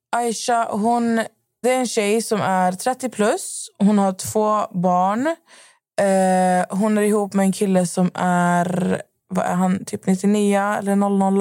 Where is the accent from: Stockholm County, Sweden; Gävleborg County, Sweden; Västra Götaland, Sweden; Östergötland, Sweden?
Västra Götaland, Sweden; Skövde; moved away; jag var hemma i Skövde